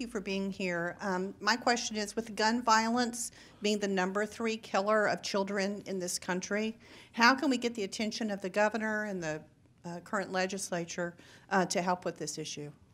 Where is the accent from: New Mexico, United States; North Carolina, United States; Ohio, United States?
Ohio, United States; Northeast; moved away as an adult; also born or lived in California; I grew up in Northeast Ohio, and I left for about twenty years. lived most of that in California and recently returned